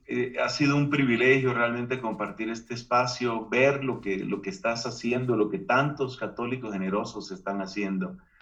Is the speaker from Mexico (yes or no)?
no; Colombia; Hubo una época en mi país, Colombia